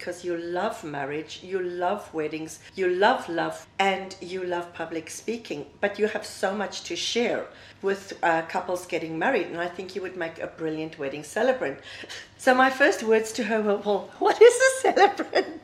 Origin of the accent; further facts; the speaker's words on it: South Africa; moved away as an adult; now in Dubai, United Arab Emirates; I'm South African, and I have been living in Dubai now for the past 11 years.